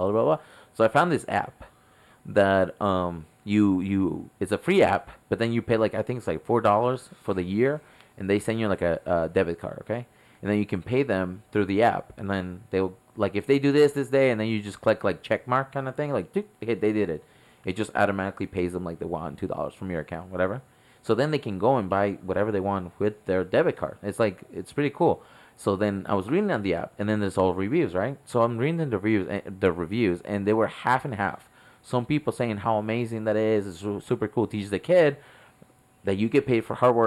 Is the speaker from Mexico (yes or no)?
yes; Mexico; moved away; I grew up in Mexico, and 90% of the movies we watch have subtitles